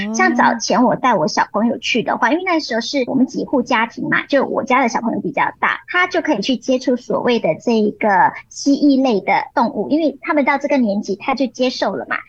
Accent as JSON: {"language": "Chinese", "town": "Muar", "region": "Johor", "country": "Malaysia", "tie": "born or raised there", "moved": "yes", "lives_now": "Kuala Lumpur, Malaysia", "said": "我家乡柔佛州的一个下马坡的一个县，然后其实那边真的是一个比较郊外的地方"}